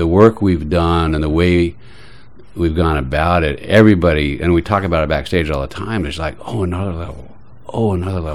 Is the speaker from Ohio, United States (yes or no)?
no; Salt Lake City, Utah, United States; also born or lived in Austin, Texas; now in New York, United States; I was raised Mormon in Salt Lake City